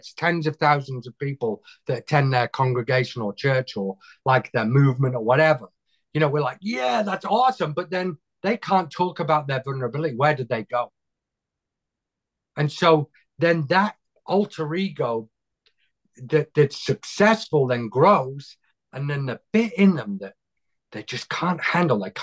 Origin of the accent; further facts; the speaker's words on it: United Kingdom; accent: British; I know it's my accent, isn't it? It's what you guys would have sounded like if you didn't chuck us out of the country.